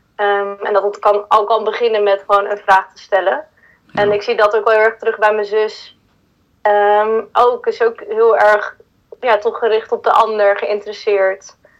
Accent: Huizen, North Holland, Netherlands; Ik ben dus in Huizen opgegroeid

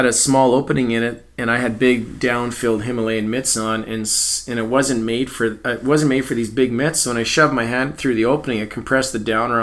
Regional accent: Edmonton, Alberta, Canada; I grew up in Edmonton

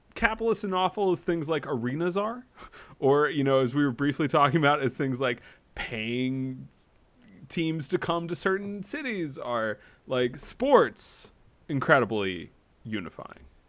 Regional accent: North Carolina, United States; I grew up in North Carolina, went to hundreds of NCAA Tar Heels, games

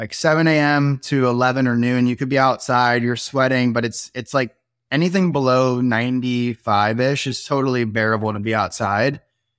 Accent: Florida, United States; now in Austin, United States; this actually feels like super homey after growing up in Florida.

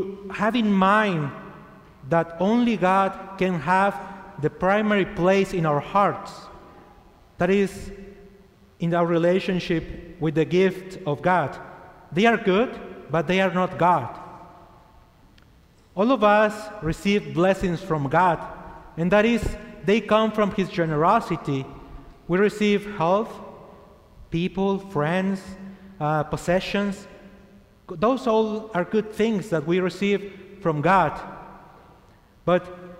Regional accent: Chihuahua, Mexico; English is a second language; moved away as an adult; also born or lived in El Paso, Texas; I was born in Chihuahua, Mexico, and I'm 34 years old

